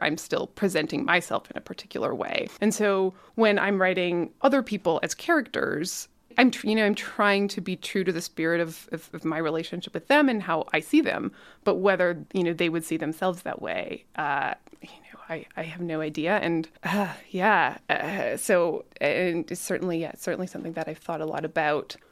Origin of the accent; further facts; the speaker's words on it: Calgary, Alberta, Canada; I am a writer from Calgary, so I grew up here.